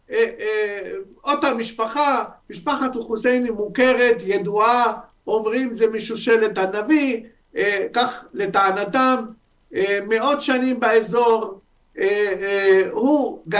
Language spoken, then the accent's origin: Hebrew; Lebanon; moved away as an adult; also born or lived in Syria; now in Israel; אני יליד לבנון, אה, חבר הקהילה היהודית בלבנון בזמנו, ועלית ארצה בשנת 95, מאז אני בישראל, משנת 95